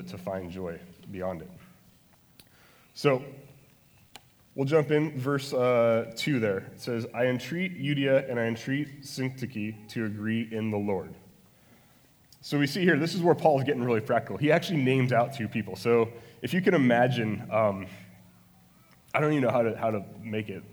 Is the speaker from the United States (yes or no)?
yes; Phoenix, Arizona, United States; also born or lived in Salt Lake City, Utah; now in Maricopa, United States; I was born in Salt Lake City, but I've lived here since I was eight, and So I guess I'm a Phoenix native